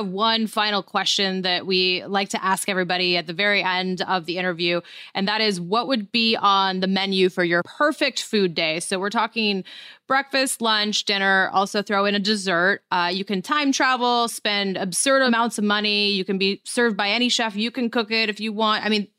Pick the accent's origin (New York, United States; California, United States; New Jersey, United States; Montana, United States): Montana, United States; Great Falls; I'm from Great Falls, Montana. I'm pretty sure we had a Woolworths.